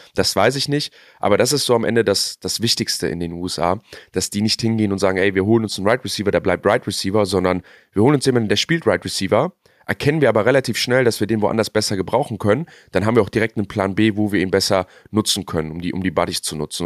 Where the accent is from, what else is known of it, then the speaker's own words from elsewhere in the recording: Germany; wir Deutschen